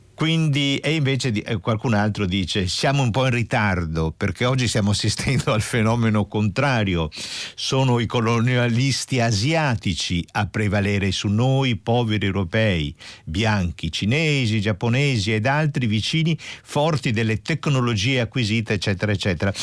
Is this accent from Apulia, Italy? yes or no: yes; Apulia, Italy; io sono pugliese